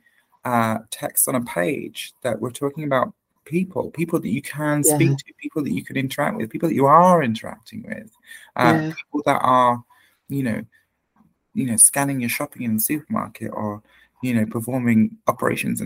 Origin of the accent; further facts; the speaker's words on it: Hastings, South East England, United Kingdom; my hometown